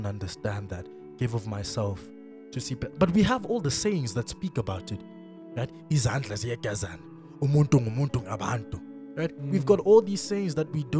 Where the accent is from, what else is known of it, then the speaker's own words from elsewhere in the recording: Soweto, Gauteng, South Africa; I grew up in Naledi Extension 2 Soweto